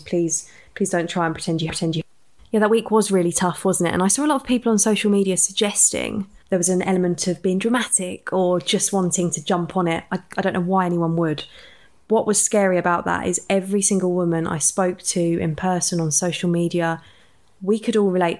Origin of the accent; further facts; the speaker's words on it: Watford, East of England, United Kingdom; we're two girls from Watford